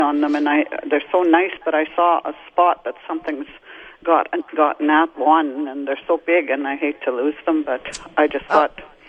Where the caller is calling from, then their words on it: St. Cloud, Minnesota, United States; I'm calling from St. Cloud.